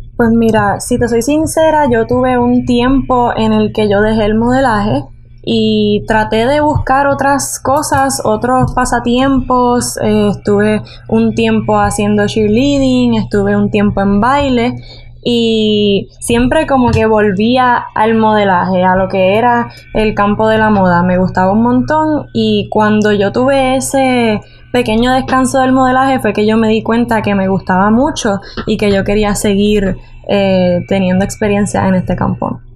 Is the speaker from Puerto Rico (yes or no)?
yes; San Juan, Puerto Rico; Yo tengo 19 años y nací en San Juan